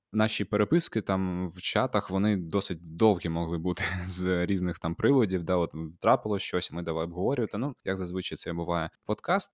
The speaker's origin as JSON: {"language": "Ukrainian", "town": "Gurzuf", "region": "Crimea", "country": "Ukraine", "tie": "born or raised there", "moved": "yes", "said": "Ми обидва кримчанини, ми з Гурзуфу"}